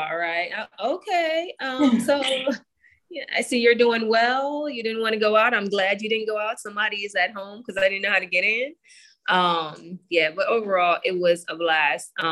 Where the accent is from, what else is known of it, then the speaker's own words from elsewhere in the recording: Jamaica; I am a farm girl. I grew up in Jamaica